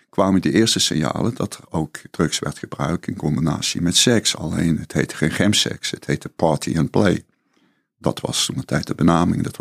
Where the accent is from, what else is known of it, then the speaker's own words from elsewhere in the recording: Limburg, Netherlands; toen ik naar Amsterdam verhuisde. Ik, ik kwam uit Zuid-Limburg.